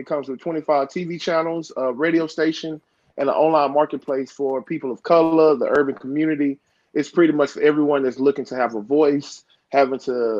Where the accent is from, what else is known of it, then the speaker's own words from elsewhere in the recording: Dallas, Texas, United States; I'm from Dallas, Texas